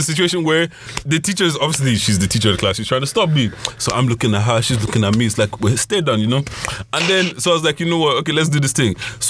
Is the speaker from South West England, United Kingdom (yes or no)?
no; London, United Kingdom; first language Yoruba; English is a second language; also born or lived in Nigeria; we moved from Nigeria, we moved to London, so we're in school, and I was in school in London for everything.